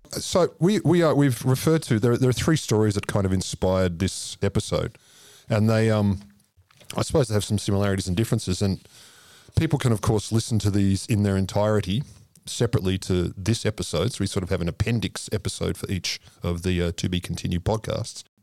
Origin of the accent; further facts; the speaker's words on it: Australia; I'm an Australian.